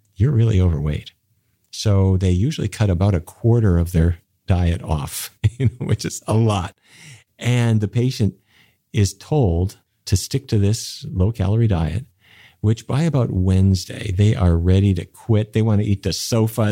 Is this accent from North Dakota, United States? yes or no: yes; Fargo, North Dakota, United States; I grew up in North Dakota, which is near the Canadian border to the town of Fargo